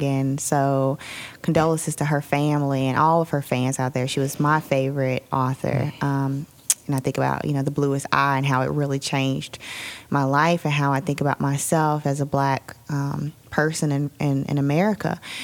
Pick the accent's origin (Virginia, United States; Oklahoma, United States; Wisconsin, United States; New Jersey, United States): Virginia, United States; Roanoke; moved away; I'm from Roanoke originally, moved back about two years ago